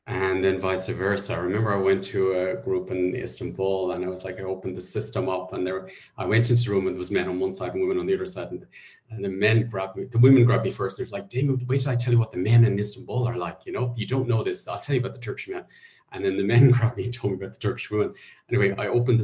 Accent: Ireland; I was brought up in Catholic Ireland

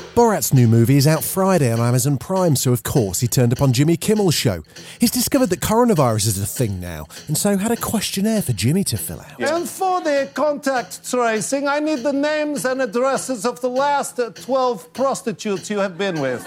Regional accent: Ipswich, East of England, United Kingdom; I was born in Ipswich and I'm mixed race

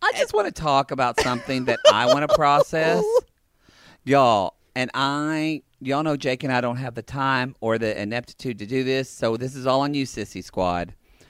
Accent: Oklahoma, United States; I'm from Oklahoma

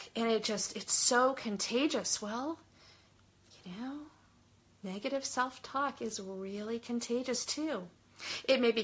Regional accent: Southern California, United States; I grew up in Southern California

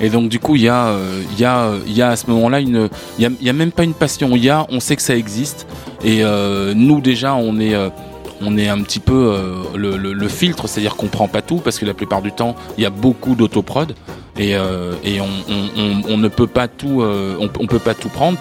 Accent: France

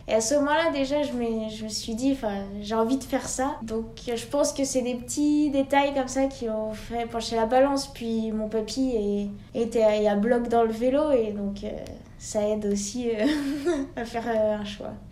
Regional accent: Les Carroz d'Arâches, Auvergne-Rhône-Alpes, France; also born or lived in Annecy; j'ai déménagé en station de ski au Carreau d'Arrache

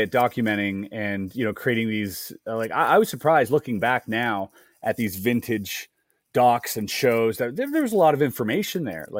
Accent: Germany; I grew up in Germany as well. Like I lived in Germany for a little while in a small town.

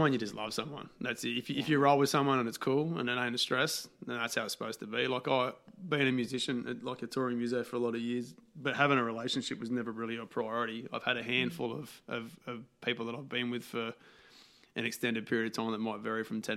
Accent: Australia; Being an Aussie yobbo

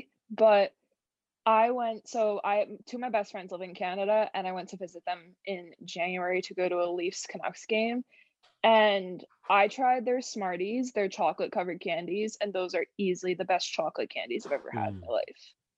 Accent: New York, United States; accent: New York; There's my New York accent.

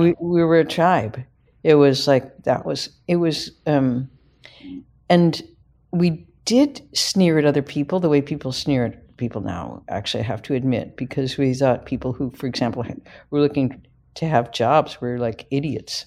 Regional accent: Midwest, United States; I'm a Midwesterner

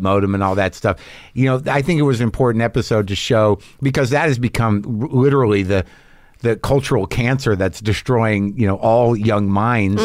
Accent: Southwest, United States; moved away; also born or lived in Boston; I grew up in the Southwest

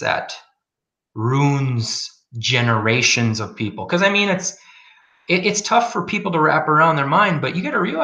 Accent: Midwest, United States; moved away as an adult; also born or lived in Donetsk, Ukraine / eastern US; I'm from the Midwest

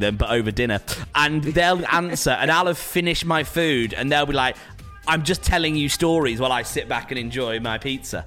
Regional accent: Preston, North West England, United Kingdom; now in London, United Kingdom; as a Preston lad

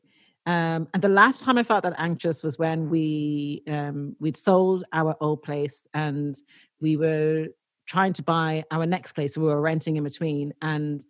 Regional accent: Dublin, Leinster, Ireland; when I was growing up in the 90s, like late 80s and 90s in Dublin

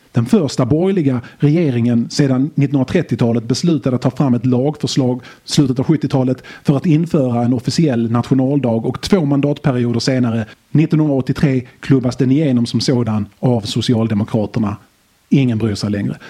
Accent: Skåne, Sweden; Jag är från Skåne

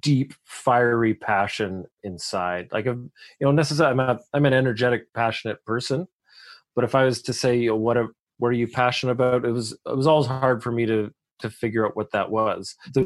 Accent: Canada; I'm a Canadian

